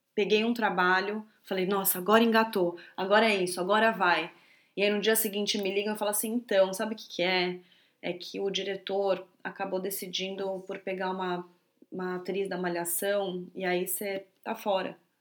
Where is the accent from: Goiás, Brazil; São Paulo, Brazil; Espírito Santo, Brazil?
São Paulo, Brazil; also born or lived in Bahia / New Zealand; eu nasci na Bahia, né? Então eu cresci dentro de restaurante e tudo mais. Só que logo eu fui para São Paulo, minha mãe é de São Paulo, e, e lá ela queria que eu estudasse normal